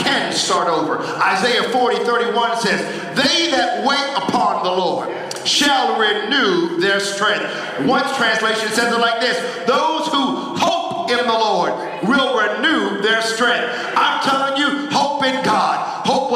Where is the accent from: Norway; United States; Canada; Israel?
United States; moved away; I'm from the States